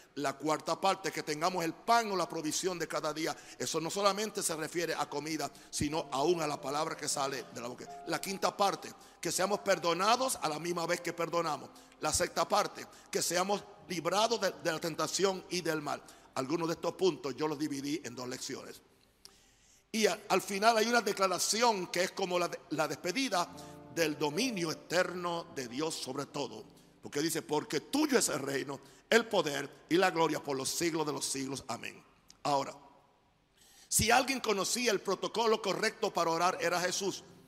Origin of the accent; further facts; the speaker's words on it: United States; moved away; Yo soy gringo